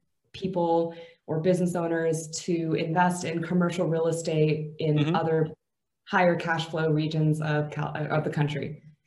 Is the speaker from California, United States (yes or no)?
yes; San Francisco Bay Area, California, United States; moved away as an adult; also born or lived in Atlanta, Georgia / Los Angeles, California; now in Bulgaria; I was born in Atlanta, Georgia. I moved to California, specifically the Bay Area, at a very young age.